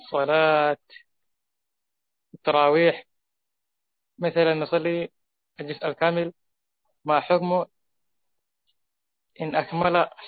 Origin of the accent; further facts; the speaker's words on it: Somalia; Arabic is a second language; شيخ أنا من الصومال أريد أن أسألك